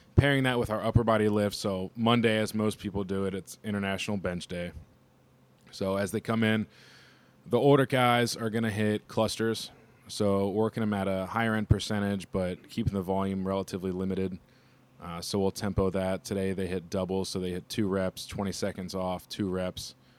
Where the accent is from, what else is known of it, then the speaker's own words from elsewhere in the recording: Cincinnati, Ohio, United States; now in Youngstown, United States; I'm from Cincinnati, Ohio, uh, born and raised